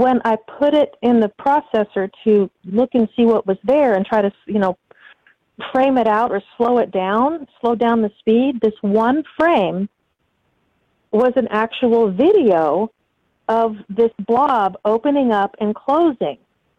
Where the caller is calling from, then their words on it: Southern Indiana, United States; I'm calling from Southern Indiana.